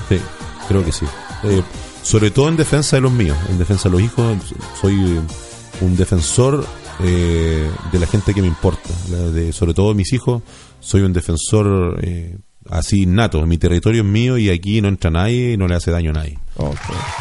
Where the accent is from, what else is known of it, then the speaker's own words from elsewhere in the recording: Biobío, Chile; lugares maravillosos en mi país. Eh, amo la décima novena región, me encanta el sur de Chile